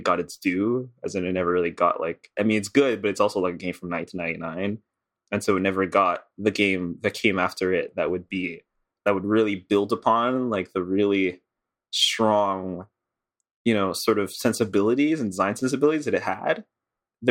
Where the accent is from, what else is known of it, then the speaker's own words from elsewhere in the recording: Montreal, Quebec, Canada; I'm from Montreal